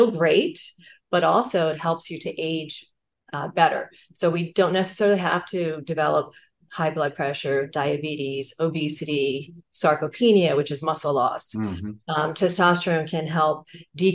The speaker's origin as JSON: {"language": "English", "region": "New Jersey", "country": "United States", "said": "I'm from New Jersey and it's mm-hmm. the Garden State"}